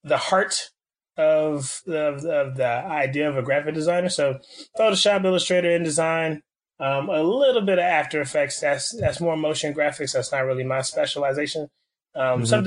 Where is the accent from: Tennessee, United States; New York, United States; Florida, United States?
Florida, United States; Miami; moved away as an adult; now in Orlando, United States; So Miami, Florida is the home turf, you know, born and raised now in Orlando, holding it down